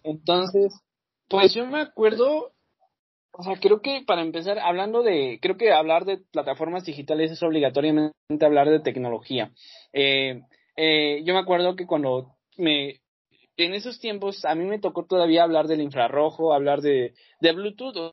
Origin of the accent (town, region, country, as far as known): Mexico